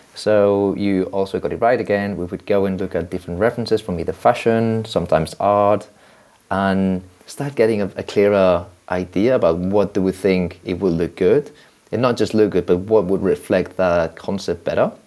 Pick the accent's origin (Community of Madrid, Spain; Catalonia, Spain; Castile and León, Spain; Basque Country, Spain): Catalonia, Spain; Barcelona; I'm from Barcelona